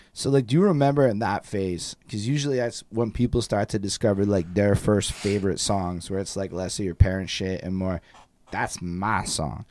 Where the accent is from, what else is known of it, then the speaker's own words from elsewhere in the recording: Côte Saint-Luc, Quebec, Canada; growing up in Costa Luc, I was like, you know, five, being in the apartment